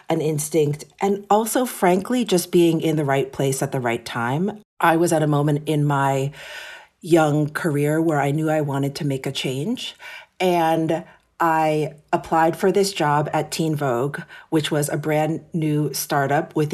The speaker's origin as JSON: {"language": "English", "town": "New York City", "region": "New York", "country": "United States", "tie": "born or raised there", "said": "Yes. So I'm born and raised in New York City. My parents came to America from Japan in the late 60s. And interestingly, they actually met in New York."}